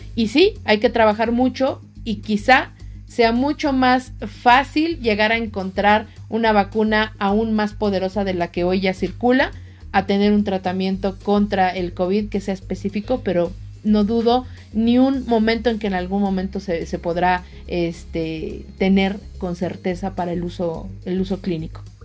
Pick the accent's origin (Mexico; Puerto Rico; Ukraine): Mexico; nosotros como mexicanos somos una, una raza diferente